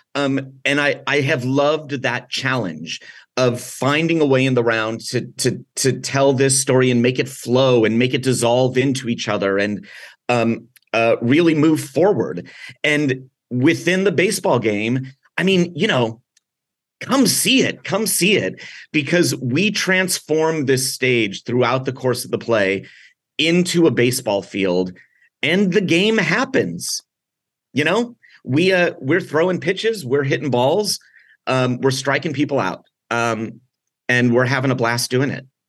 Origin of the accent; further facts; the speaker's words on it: San Diego, California, United States; I grew up here in San Diego